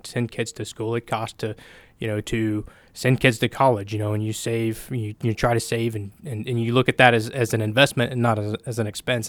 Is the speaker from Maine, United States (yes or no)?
no; Oklahoma, United States; I grew up here. I'm from Oklahoma